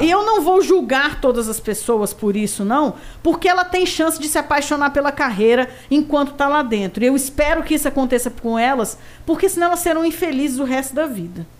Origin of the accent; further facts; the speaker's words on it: Brasília, Federal District, Brazil; Eu sou candanga, realmente nascida e criada em Brasília.